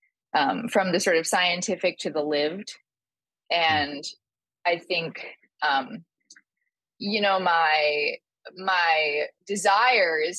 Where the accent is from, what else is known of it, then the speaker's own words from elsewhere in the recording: San Francisco Bay Area, California, United States; moved away as an adult; also born or lived in Thailand / New York; I grew up in San Francisco Bay Area